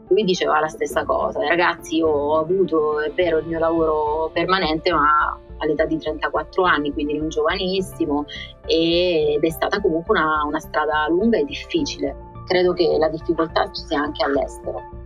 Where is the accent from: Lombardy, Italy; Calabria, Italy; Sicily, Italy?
Calabria, Italy; Locri; moved away as an adult; also born or lived in Rome, Italy; now in Oxford, United Kingdom; io sono calabrese e ho fatto il liceo classico in un paese che si chiama Locri, in piena Magna Grecia.